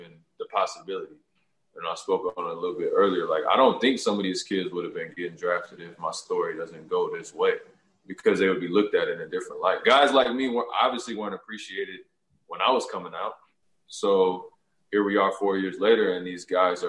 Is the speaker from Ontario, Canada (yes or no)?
yes; Toronto, Ontario, Canada; I'm doing work in my hometown like I always do. I'm going to continue to try to find work to do, you know, in Toronto